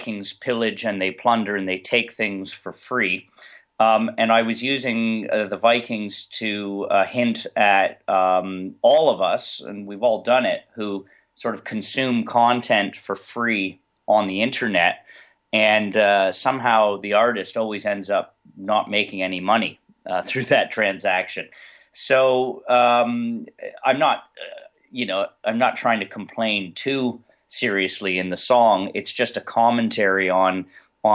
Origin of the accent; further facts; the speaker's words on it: Chatham, Ontario, Canada; now in Toronto, Canada; I'm originally from Chatham, Ontario.